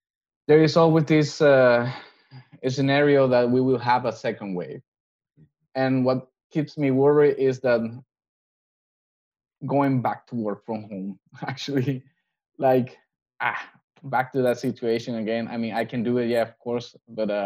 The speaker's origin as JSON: {"language": "English", "country": "Venezuela", "moved": "yes", "lives_now": "Denmark", "said": "I'm from Venezuela, but I have family in Colombia as well."}